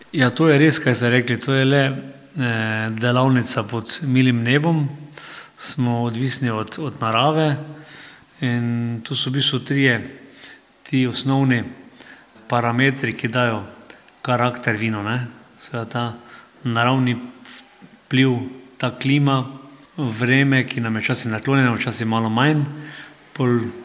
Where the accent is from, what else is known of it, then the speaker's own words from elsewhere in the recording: Slovenia; smo Slovenci